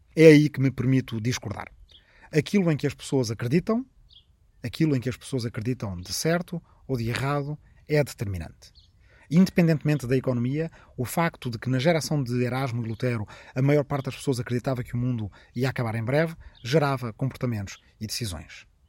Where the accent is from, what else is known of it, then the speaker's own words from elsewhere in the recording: Arrifana, Ribatejo, Portugal; na minha aldeia de Arrifana, no Ribatejo